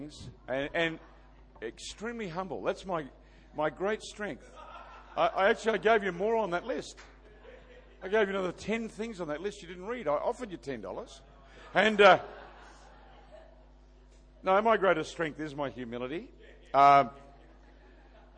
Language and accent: English; Adelaide, South Australia, Australia; We come from Adelaide, South Australia